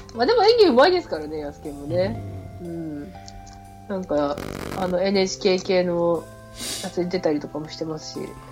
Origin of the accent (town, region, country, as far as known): Hokkaido, Japan; moved away as an adult; now in Kanagawa, Japan